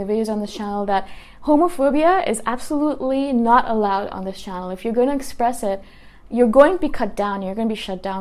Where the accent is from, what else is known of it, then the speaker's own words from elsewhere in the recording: Toronto, Ontario, Canada; now in Thailand; I come from Toronto, and I'm living in Thailand right now